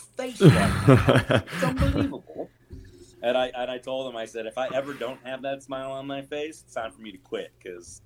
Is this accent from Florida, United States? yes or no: no; Michigan, United States; now in Seattle, United States; I grew up playing hockey in Michigan